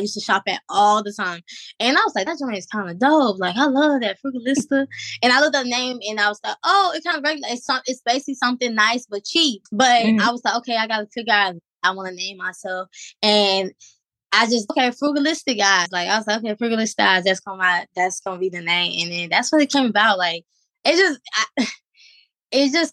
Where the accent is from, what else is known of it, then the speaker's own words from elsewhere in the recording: Georgia, United States; now in Virginia, United States; my hometown, Georgia